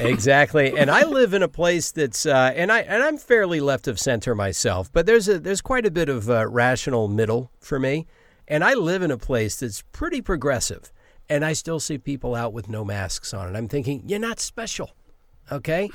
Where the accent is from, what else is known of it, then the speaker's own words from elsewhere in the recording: Savannah, Georgia, United States; also born or lived in Silver Spring, Maryland; now in Los Angeles, United States; I grew up in Savannah, Georgia